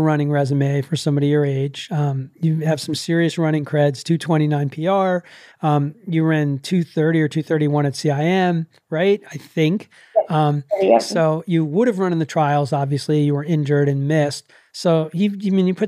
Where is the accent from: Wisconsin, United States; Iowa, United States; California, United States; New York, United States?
New York, United States; I'm a New Yorker